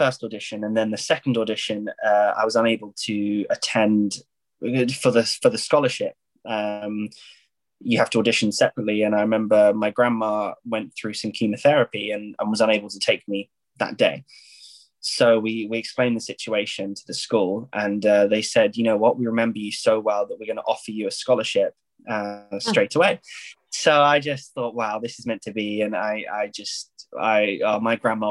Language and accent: English; Isle of Wight, South East England, United Kingdom; moved away as an adult; also born or lived in Paris; I was very lucky to go to a dance school on the Isle of Wight, which is an island in the south of England